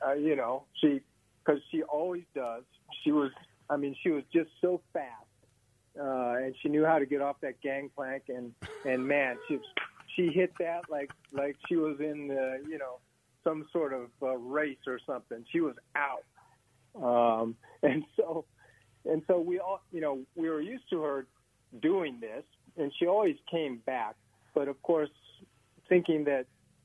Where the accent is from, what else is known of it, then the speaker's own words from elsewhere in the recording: Hawaii, United States; I'm from Hawaii